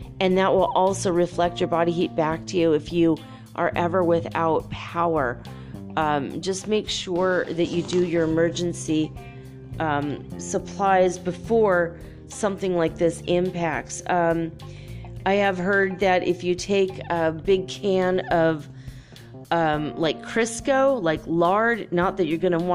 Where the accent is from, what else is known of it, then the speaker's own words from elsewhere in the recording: Minnesota, United States; moved away; also born or lived in Detroit; I grew up in Minnesota